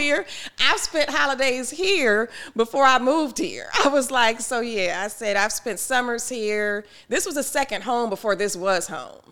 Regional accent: Detroit, Michigan, United States; growing up in Detroit, it was eighty-eight percent Black at the time

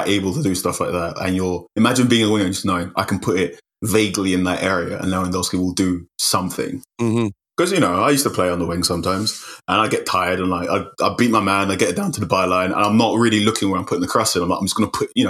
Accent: Manchester, North West England, United Kingdom; accent: Manchester; Because as you can tell by my accent, I was a Manchester United fan.

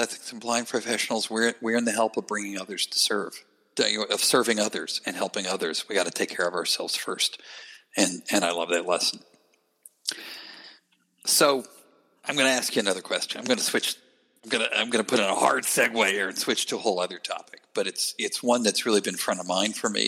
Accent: Gainesville, Georgia, United States; moved away; I grew up in Gainesville, Georgia

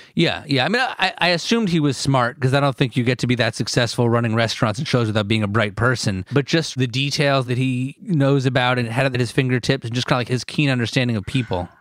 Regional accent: Northern New Jersey, United States; I'm born and raised in New Jersey

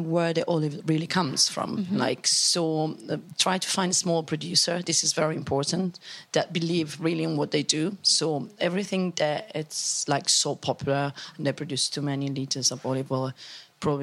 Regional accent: Umbria, Italy; English is a second language; now in London, United Kingdom; I grew up in Umbria, that is like in the centre of Italy, and really in a remote place, so in the countryside.

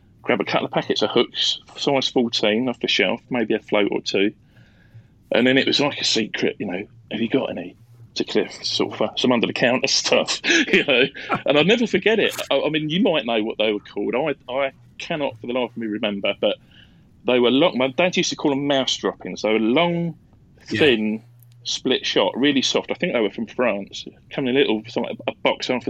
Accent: Leigh-on-Sea, East of England, United Kingdom; I'm a Southend boy. I grew up in Leon Sea, so I fished the Thames estuary for years.

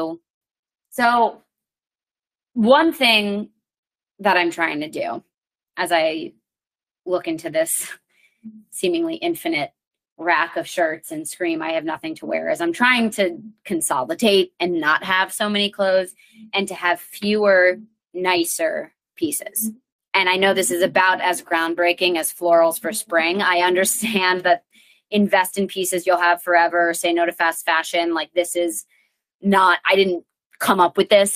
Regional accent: Connecticut, United States; I'm from Connecticut

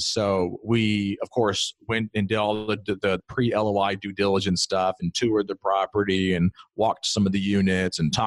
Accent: Greenville, South Carolina, United States; moved away as an adult; now in Columbia, United States; I'm from Greenville, South Carolina. I drove by this particular property, you know, for the 27 years that I was there

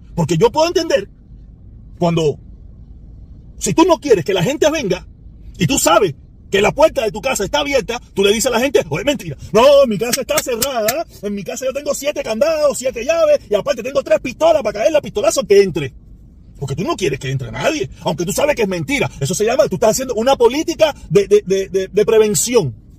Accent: Cuba; now in United States; no somos los cubanos los únicos

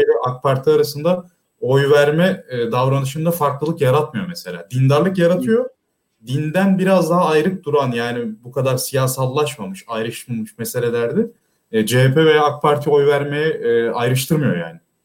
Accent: Thrace, Turkey; ben Trakyalıyım

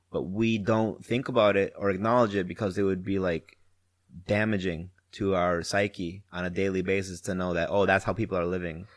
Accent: Wisconsin, United States; now in Houston, United States; I'm from Wisconsin

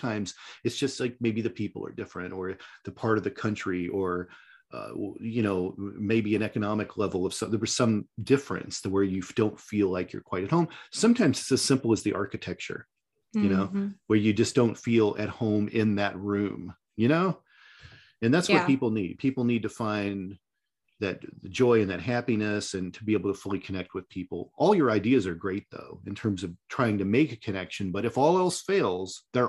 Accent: Midwest, United States; And I mean, I grew up in the Midwest.

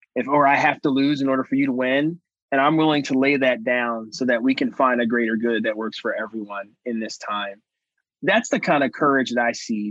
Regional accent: Cincinnati, Ohio, United States; right here in Cincinnati, and yours in my hometown at the University of Cincinnati

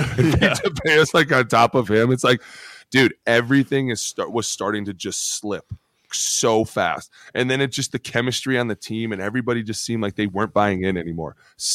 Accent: Philadelphia, Pennsylvania, United States; Just probably because I'm from Philly, and that's what I do.

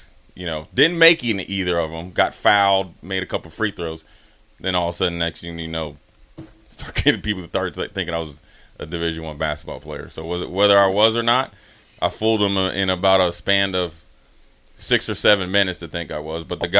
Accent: Minnesota, United States; I'm from Minnesota.

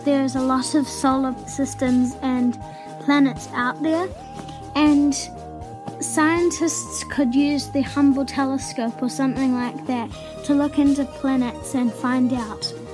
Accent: New Zealand; I'm from New Zealand.

